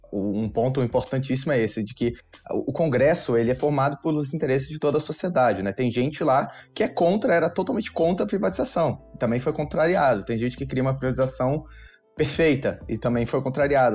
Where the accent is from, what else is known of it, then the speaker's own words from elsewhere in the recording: Rio de Janeiro, Brazil; also born or lived in Brasília; now in São Paulo, Brazil; Eu sou do Rio de Janeiro, apesar de ter morado muito tempo em Brasília e hoje está em São Paulo, fazendo parte do, do IFL São Paulo eu nasci no Rio de Janeiro